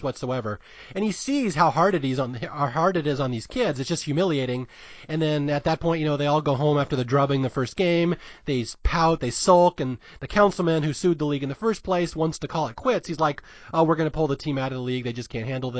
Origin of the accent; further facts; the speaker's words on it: Seattle, Washington, United States; When I grew up in Seattle